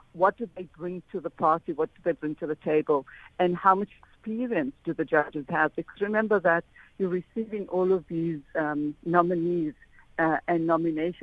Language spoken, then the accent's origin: English; Johannesburg, Gauteng, South Africa; I'm from the Fordsburg community, you know, where the Oriental Plaza is in Fordsburg